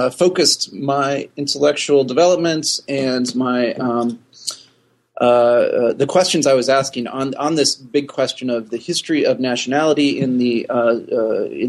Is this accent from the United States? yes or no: yes; North Woods of Wisconsin, United States; moved away; I am from the North Woods of Wisconsin, where the winters are long